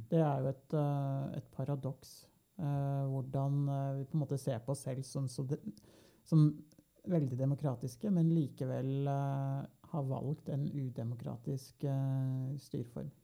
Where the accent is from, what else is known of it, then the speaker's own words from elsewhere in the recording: Norway; vi som nordmenn